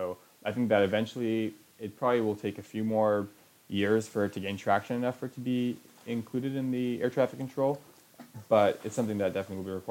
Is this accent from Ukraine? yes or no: no; Canada; I'm Canadian.